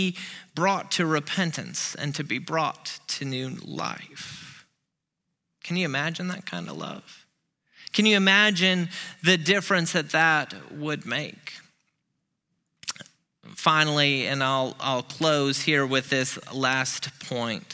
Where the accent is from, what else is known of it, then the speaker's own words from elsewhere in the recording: Peoria, Illinois, United States; moved away as an adult; now in Memphis, United States; Peoria, to my hometown